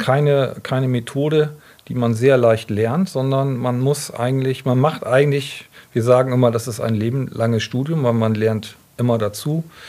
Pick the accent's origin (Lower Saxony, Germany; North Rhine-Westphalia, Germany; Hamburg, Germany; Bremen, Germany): Bremen, Germany; Bremerhaven; moved away; ich komme ja aus Bremerhaven, also bin echter Fischkopf und ähm, habe dort in Bremerhaven mein Abitur gemacht